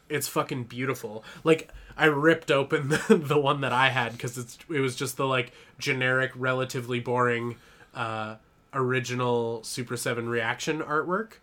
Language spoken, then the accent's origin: English; Canada; I'm Canadian